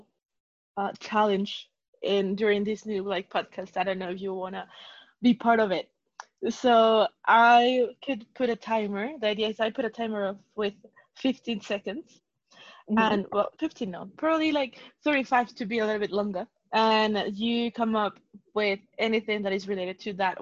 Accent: Mexico; moved away; I'm from Mexico.

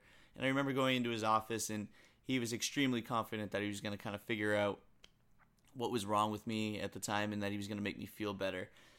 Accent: New England, United States; I grew up in New England, and there was a huge ice storm in 2009.

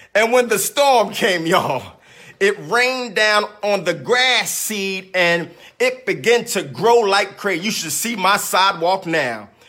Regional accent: Philadelphia, Pennsylvania, United States; growing up in South Philadelphia

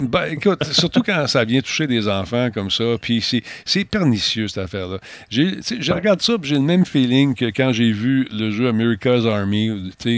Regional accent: Canada; je suis un Canadien

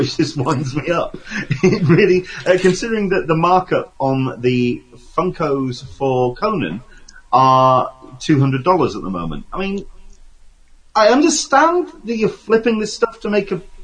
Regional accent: England, United Kingdom; I'm English

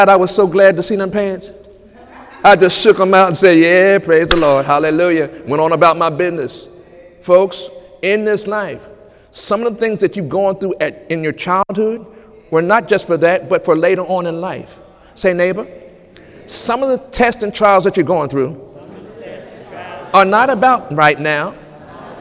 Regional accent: United States; I am an American citizen

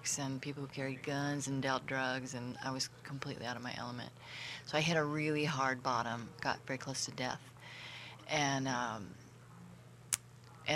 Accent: Southern California, United States; also born or lived in Oakland, California; now in Etna, United States; I grew up in Southern California, from Oakland, and recently moved to Etna, California

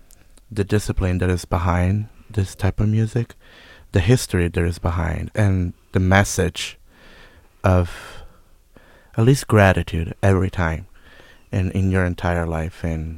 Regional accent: Italy; moved away; I'm from Italy

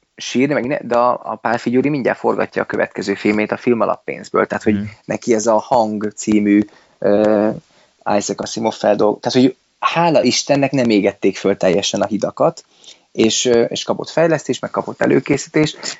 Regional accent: Miskolc, Borsod-Abaúj-Zemplén, Hungary; nem is budapesti vagyok, hanem miskolci

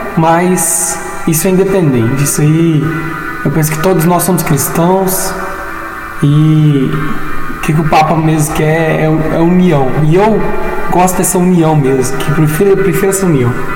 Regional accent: Divinópolis, Minas Gerais, Brazil; moved away as an adult; now in Rio Paranaíba, Brazil; Eu sou de Divinópolis, na né, natural de Divinópolis, Minas Gerais

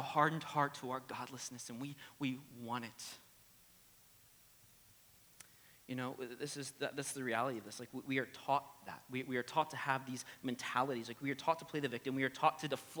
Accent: the American South, United States; accent: twang; I'm from the American South, all right? So if you hear the twang

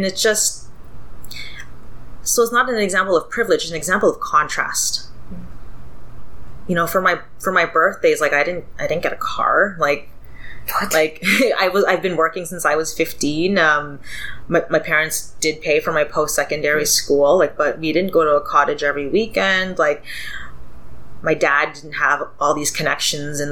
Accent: Toronto, Ontario, Canada; I grew up in Scarborough

